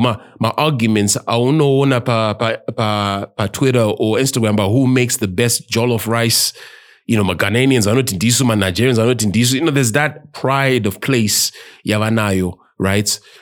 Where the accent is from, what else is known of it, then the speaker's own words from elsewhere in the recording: Zimbabwe; As Mazimbabweans.